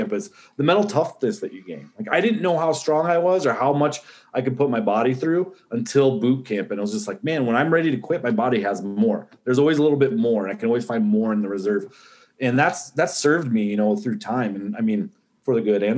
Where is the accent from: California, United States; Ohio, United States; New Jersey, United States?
Ohio, United States; Northwest; also born or lived in Central Arizona; now in Verde Valley, Arizona, United States; I was born in Northwest Ohio. Growing up, I split time growing up in Ohio and Central Arizona.